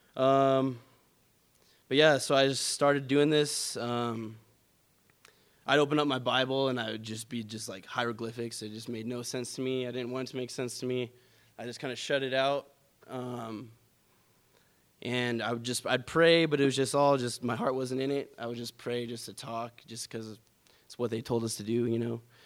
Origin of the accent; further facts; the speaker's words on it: California, United States; moved away; born and raised in California